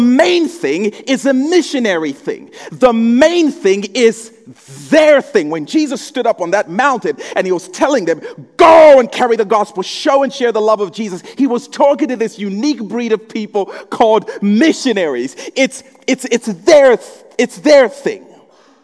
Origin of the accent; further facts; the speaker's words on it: Zambia; moved away; when I was growing up in Zambia